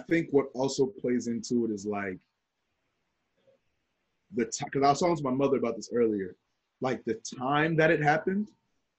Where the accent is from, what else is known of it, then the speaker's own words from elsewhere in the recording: New Jersey, United States; I am a Nigerian American man of Nigerian descent, born in New Jersey